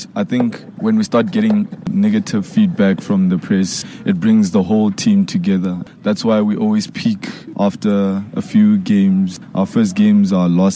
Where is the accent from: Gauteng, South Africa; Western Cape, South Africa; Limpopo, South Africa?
Limpopo, South Africa; Tzaneen; moved away; growing up in Tzaneen, it was, you know, a basic suburban area.